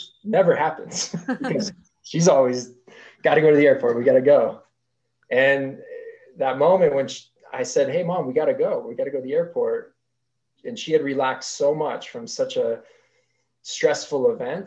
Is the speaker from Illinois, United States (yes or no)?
no; Park City, Utah, United States; I grew up here in Utah. My family moved to Park City when I was very young